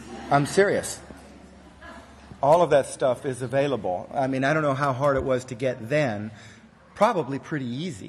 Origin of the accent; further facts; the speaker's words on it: Texas, United States; I'm from Texas